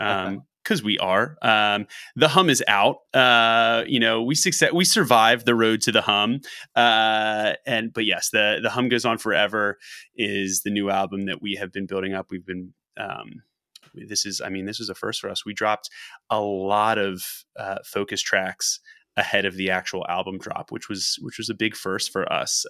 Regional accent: Philadelphia, Pennsylvania, United States; the city that we've all lived in, that we've grown up

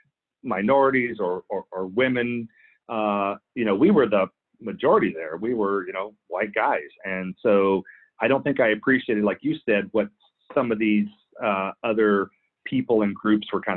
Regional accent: Clear Lake City, Texas, United States; moved away as an adult; also born or lived in Philippines; I grew up in Clear Lake City, Texas

